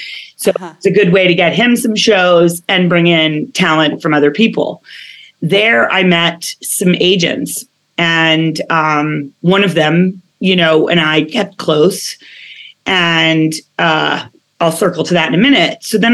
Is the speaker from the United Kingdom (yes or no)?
yes; United Kingdom; born there; because I was born in England. I know it doesn't sound like it.